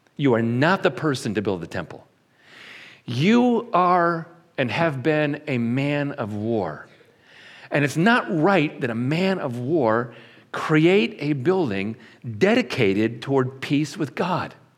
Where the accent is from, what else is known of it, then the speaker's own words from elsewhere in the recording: Syracuse, New York, United States; I was born in Syracuse, New York, in March. And when my mom and dad brought me back home